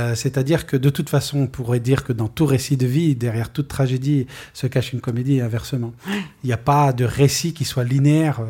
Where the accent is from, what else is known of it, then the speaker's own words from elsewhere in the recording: France; nous étions des Français du futur, nous sommes aujourd'hui des Français accomplis